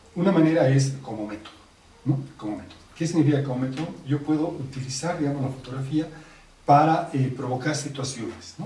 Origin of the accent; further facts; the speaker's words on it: La Paz, Bolivia; los paseños